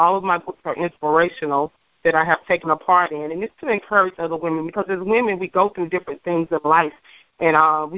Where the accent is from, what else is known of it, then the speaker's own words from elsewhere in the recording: Eufaula, Alabama, United States; I am an educator, an author, and an entrepreneur. I am from Eufaula, Alabama.